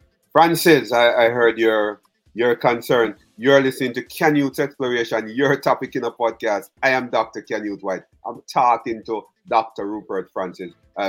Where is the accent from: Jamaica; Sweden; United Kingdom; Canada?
Jamaica; now in United States; our country, Jamaica